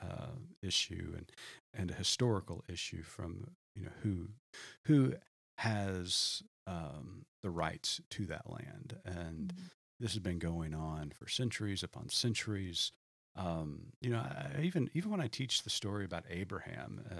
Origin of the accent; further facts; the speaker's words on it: Oklahoma, United States; growing up in Oklahoma